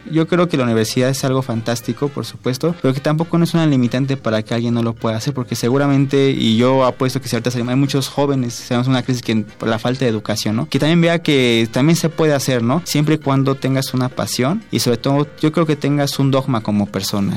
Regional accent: Mexico City, Mexico; nací en la Ciudad de México, 26 de agosto, nací hace 25 años

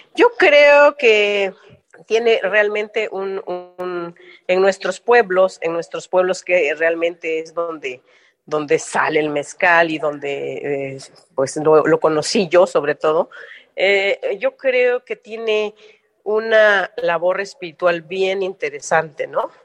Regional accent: Oaxaca, Mexico; ser oaxaqueña mexicana

